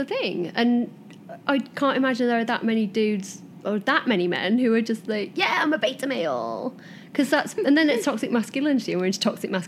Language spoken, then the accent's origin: English; Doncaster, Yorkshire and the Humber, United Kingdom; moved away as an adult; now in Los Angeles, United States; I'm from Doncaster.